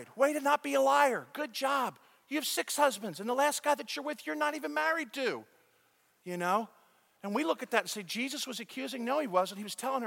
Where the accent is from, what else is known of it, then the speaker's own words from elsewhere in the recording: United States; now in Dallas, United States; I'm as American can be